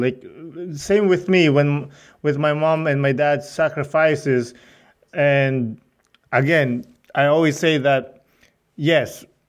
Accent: Philippines; moved away; and I'm from Philippines

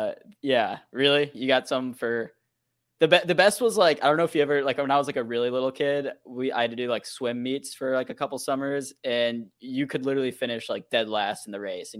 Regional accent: Midwest, United States; I'm from the Midwest, Spencer.

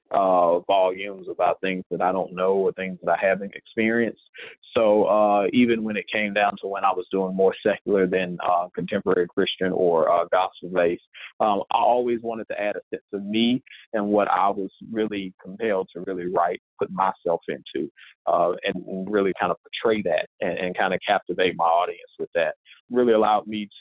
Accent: Mississippi, United States; moved away; I am originally from Mississippi, and I am a singer-songwriter

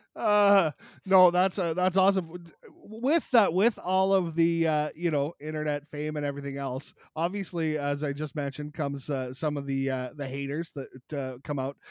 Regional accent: Canada; a Canadian creator

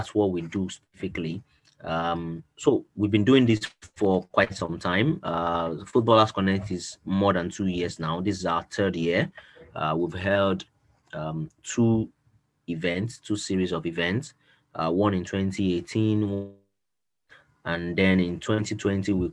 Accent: Nigeria; I'm a Nigerian

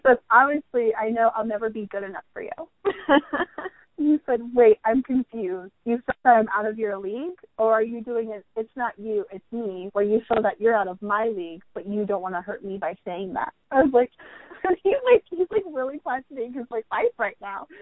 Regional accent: United States; I'm American

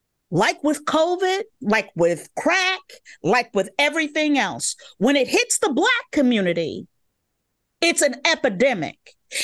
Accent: Chicago, Illinois, United States; Growing up in Chicago, block parties are really important parts of the community.

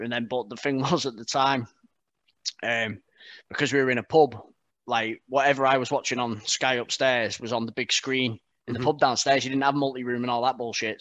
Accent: Barrow-in-Furness, North West England, United Kingdom; moved away as an adult; now in Burton upon Trent, United Kingdom; I'm from Barrow in Furness

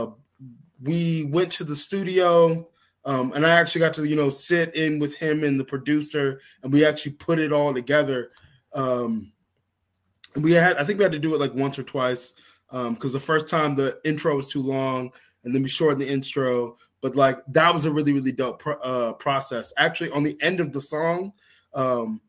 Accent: Georgia, United States; here in my home state in Georgia

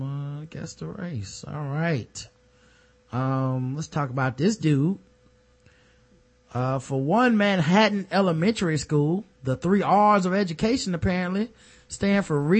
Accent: Jamaica; All four of us were there sitting there, got offended because none of us are from Africa. I'm Jamaican.

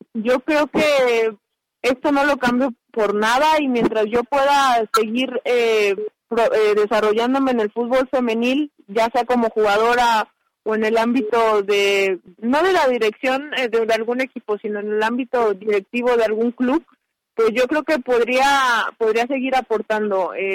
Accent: Guadalajara, Jalisco, Mexico; moved away; desde el 16 de marzo yo estoy en mi ciudad de origen, en Guadalajara

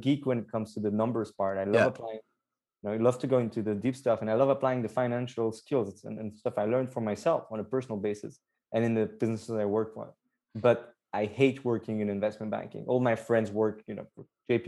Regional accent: Antwerp, Flanders, Belgium; moved away as an adult; also born or lived in Nottingham, United Kingdom / London, United Kingdom; I was born and raised in Belgium, in Antwerp. I grew up all my life there

